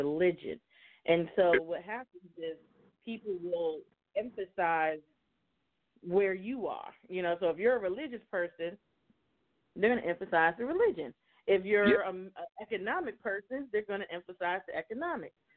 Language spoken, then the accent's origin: English; United States; growing up in America